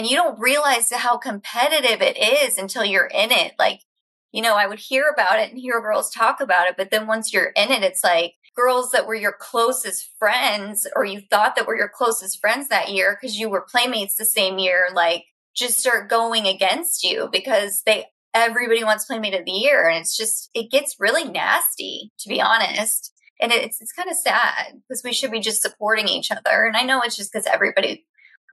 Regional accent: Florida, United States; moved away; also born or lived in London; I'm from Florida

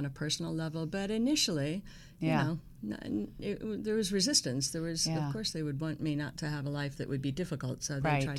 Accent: Miami, Florida, United States; moved away as an adult; also born or lived in Tampa, Florida; now in West Coast, United States; I was born in Florida, born in Tampa, but raised in Miami.

